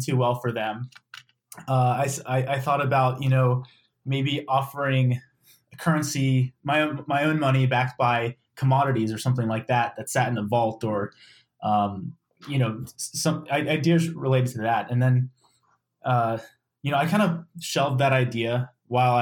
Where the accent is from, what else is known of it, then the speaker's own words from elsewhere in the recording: Maryland, United States; I grew up in Maryland, went to the University of Maryland College Park